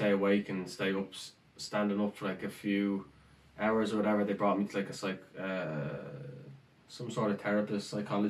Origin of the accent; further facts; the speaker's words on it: Rathfarnham, Leinster, Ireland; moved away as an adult; Rathfarnham. Went to college, went to UCD, 21, and then went off to Canada.